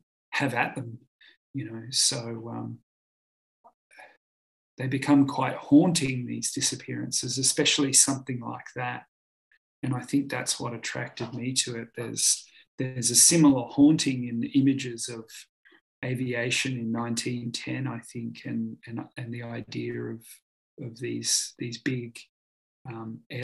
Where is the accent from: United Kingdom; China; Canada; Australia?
Australia; being Australian. There's an inherent compulsion to move and be mobile as an Australian